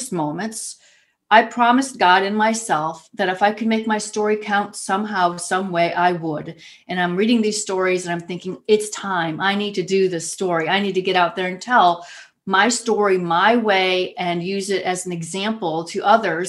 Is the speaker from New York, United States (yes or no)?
no; Ohio, United States; back here in my home state of Ohio, in little Youngstown, Ohio